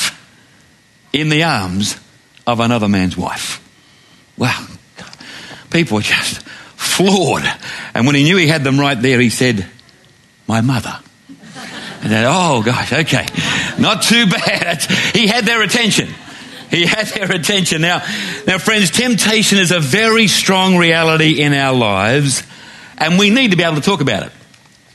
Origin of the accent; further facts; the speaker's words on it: Glenbrook, New South Wales, Australia; I was walking home from the Glenbrook Primary School on the Lower Blue Mountains